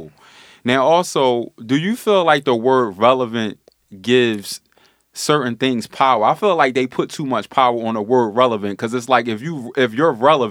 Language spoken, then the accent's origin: English; Philadelphia, Pennsylvania, United States; Yeah, I'm from South Philly.